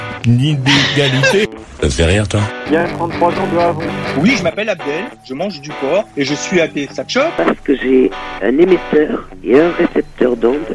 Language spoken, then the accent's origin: French; Brittany, France; Non, je suis vraiment pas juve. Je suis bretonne